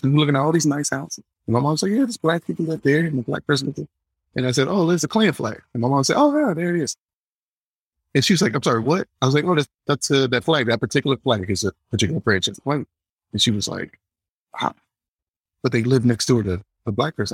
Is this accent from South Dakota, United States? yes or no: no; Atlanta, Georgia, United States; I'm from Atlanta